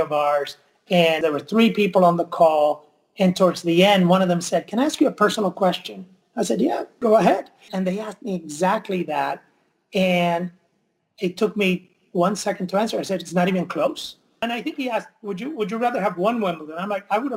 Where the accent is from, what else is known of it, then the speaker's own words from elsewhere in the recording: Mayagüez, Puerto Rico; moved away; I grew up in Mayagüez